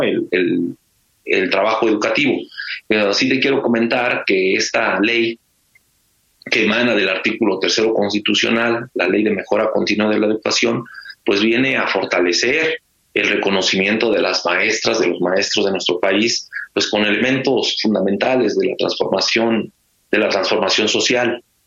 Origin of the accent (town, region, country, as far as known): Mexico